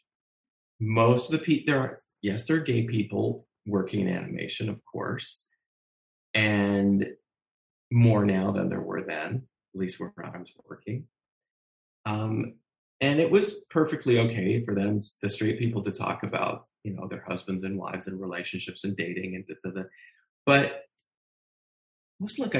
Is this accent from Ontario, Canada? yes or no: yes; Ontario, Canada; I was born in Canada